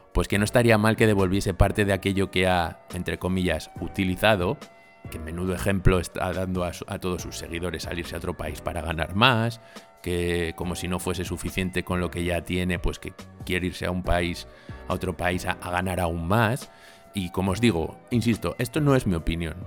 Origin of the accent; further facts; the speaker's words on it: Spain; porque soy español